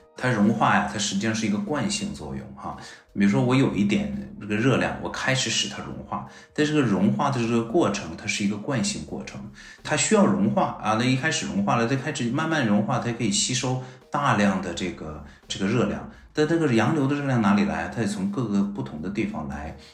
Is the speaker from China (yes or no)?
yes; Harbin, Heilongjiang, China; now in Beijing, China; 我本身是东北人啊，我哈尔滨人，那我们哈尔滨